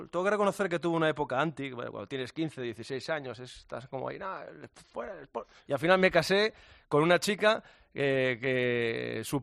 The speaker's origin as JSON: {"language": "Spanish", "region": "Asturias", "country": "Spain", "said": "lo que de verdad quiero como asturiano"}